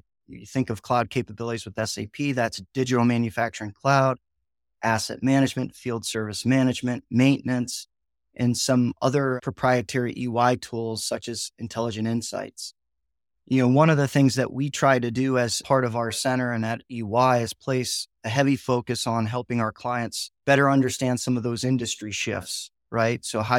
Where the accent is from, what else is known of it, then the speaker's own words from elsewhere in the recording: Ohio, United States; I grew up in Northeastern Ohio, where my parents both worked in the factory, right?